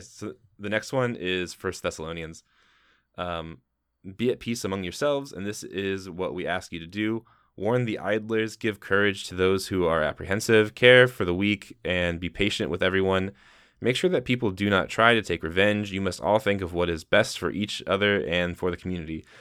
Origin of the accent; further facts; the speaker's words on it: Midwest, United States; we are from the Midwest